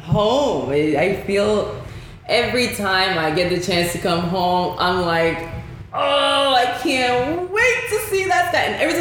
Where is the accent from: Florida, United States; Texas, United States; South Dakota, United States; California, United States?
Texas, United States; Houston; I'm from Houston.